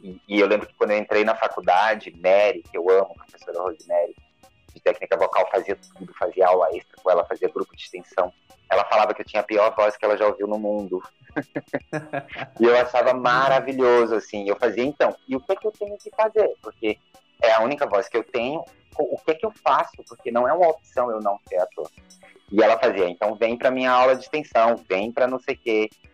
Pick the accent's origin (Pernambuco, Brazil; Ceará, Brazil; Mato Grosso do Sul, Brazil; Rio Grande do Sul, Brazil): Pernambuco, Brazil; Recife; also born or lived in Garanhuns; Eu sou de lá, sou natural de Garanhuns, apesar de ter morado mais em Recife do que lá